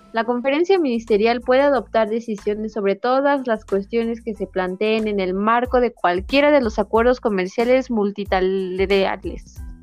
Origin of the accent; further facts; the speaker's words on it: Mexico; aunque es mexicano somos nosotros